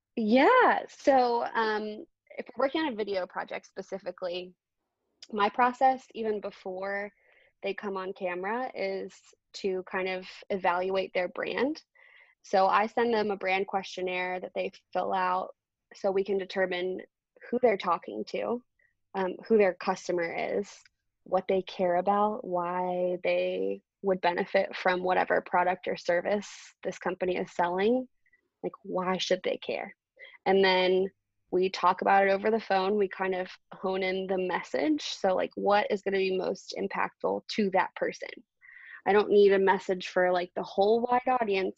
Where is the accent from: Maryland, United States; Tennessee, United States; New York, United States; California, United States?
Maryland, United States; Baltimore; I grew up in Baltimore too